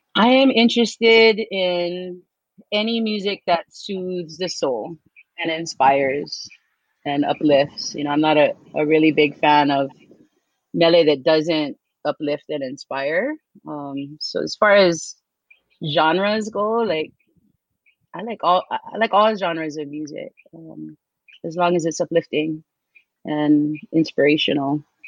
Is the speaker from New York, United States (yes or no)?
no; Kaneohe, Hawaii, United States; also born or lived in Palolo, Oahu; I am from Kaneohe. I'm currently living in Palolo